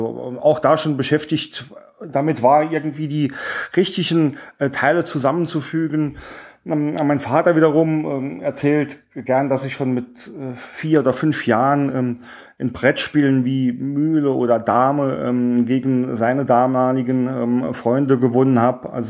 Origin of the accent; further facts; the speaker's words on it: Saarland, Germany; Bin ein Ursaarländer, auch ähm, stolz drauf. Äh, man wird es äh, auch an meinem Dialekt hören.